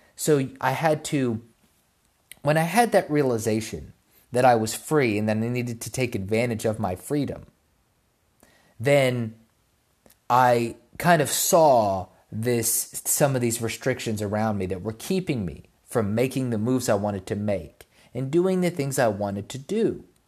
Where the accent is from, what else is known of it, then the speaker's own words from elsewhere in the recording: United States; I was born in America